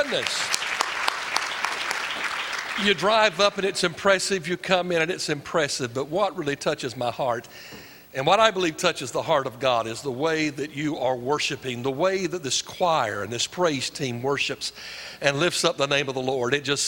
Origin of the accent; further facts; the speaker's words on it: Fayetteville, North Carolina, United States; I was raised in Fayetteville. So I'm a Fort Bragg brat and Pope Air Force Base.